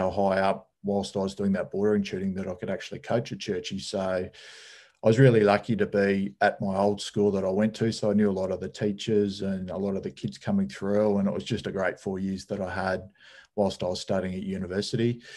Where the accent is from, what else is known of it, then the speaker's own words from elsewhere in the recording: Australia; growing up in Australia